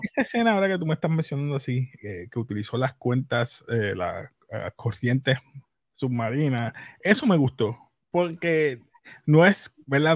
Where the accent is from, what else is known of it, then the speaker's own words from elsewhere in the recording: Puerto Rico; soy puertorriqueño